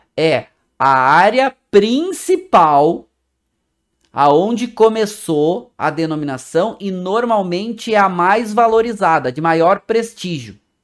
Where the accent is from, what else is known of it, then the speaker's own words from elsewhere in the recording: Brazil; Como nós brasileiros